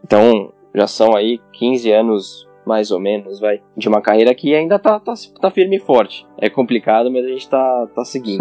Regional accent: São Paulo, Brazil; also born or lived in Goiânia; sou de São Paulo, comecei aqui mesmo em São Paulo. Eu nasci em São Paulo

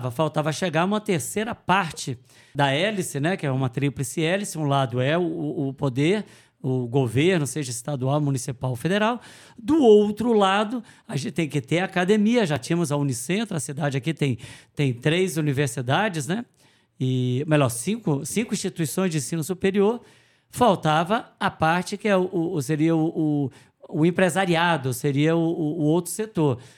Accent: Guarapuava, Paraná, Brazil; eu sou de Guarapuava, sou o secretário de inovação de Guarapuava.

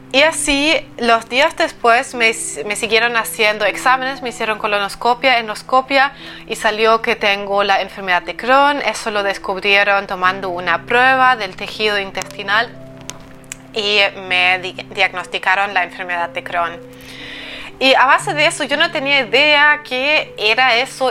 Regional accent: eastern Germany, Germany; moved away as an adult; yo soy del este de Alemania

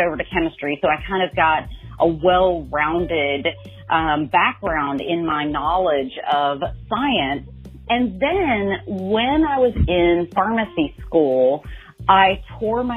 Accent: Birmingham, Alabama, United States; now in New York City, United States; I am originally from Birmingham, Alabama, and now reside in Harlem up in New York City

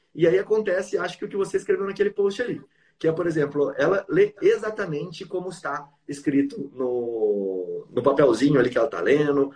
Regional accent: São Paulo, Brazil; now in Mato Grosso do Sul, Brazil; Eu nasci em São Paulo e vim para cá

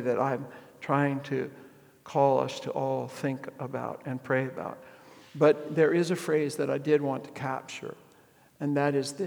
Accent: United States; I was raised in the tail end of that old America

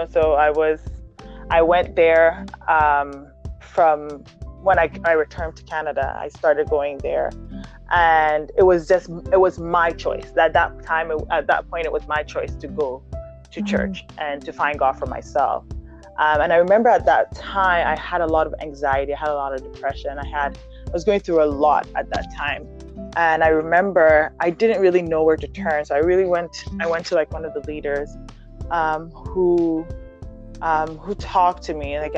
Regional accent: Ghana; moved away; also born or lived in Germany; I was in Ghana. From there, uh, when I was born, I was born in Germany. So when my mom moved back to Ghana

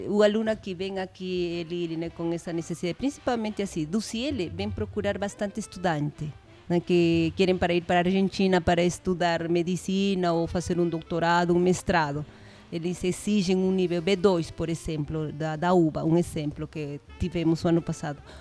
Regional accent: Peru; first language Spanish; Portuguese is a second language; moved away as an adult; now in São José dos Campos, Brazil; Nosotros los peruanos

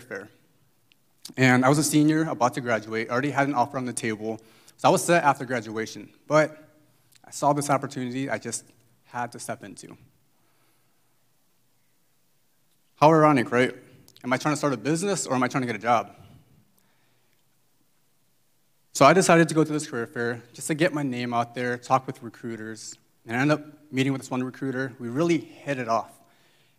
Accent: Indiana, United States; now in Bay Area, United States; I'm just this regular guy who's from the Midwest, from Indiana to be exact

